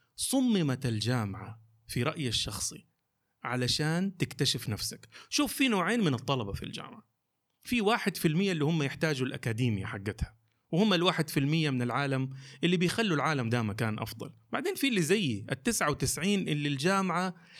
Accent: Jeddah, Makkah Province, Saudi Arabia; also born or lived in Eastern Province, Saudi Arabia; لمدينتي مدينه جده

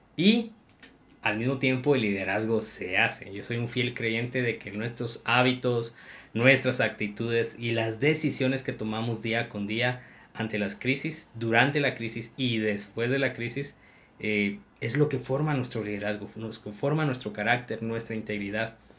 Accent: Guatemala; la impuntualidad es, parte de nuestra cultura y es un pensamiento limitante, creer de que el guatemalteco tiende a ser impuntual

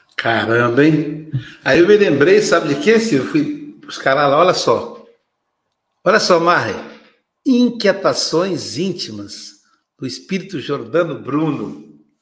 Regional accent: Minas Gerais, Brazil; eu sou mineiro

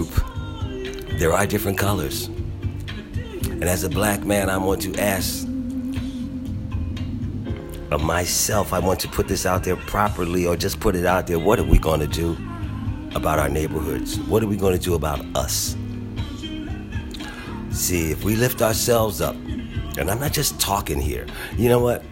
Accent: Philadelphia, Pennsylvania, United States; I am a black man born and raised in Philadelphia, Pennsylvania

